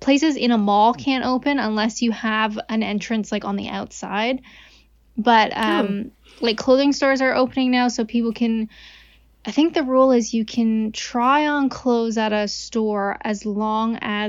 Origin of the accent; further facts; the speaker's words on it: Canada; I'm Canadian.